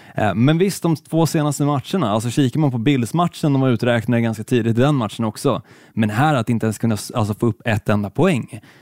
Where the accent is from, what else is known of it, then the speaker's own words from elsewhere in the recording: Helsingborg, Skåne, Sweden; Även fast jag är född i Skåne, jag är född i Helsingborg, så är jag ju fruktansvärt dålig på att härma skånska